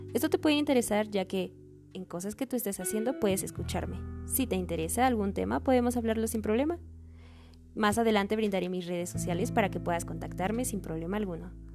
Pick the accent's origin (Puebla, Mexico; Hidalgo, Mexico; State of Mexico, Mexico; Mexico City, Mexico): Mexico City, Mexico; soy de la Ciudad de México